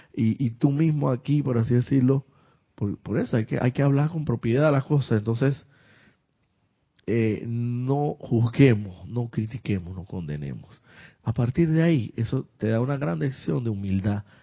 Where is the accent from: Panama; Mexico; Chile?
Panama; Santiago de Veraguas, Veraguas; paisana, también yo soy de Santiago de Veraguas.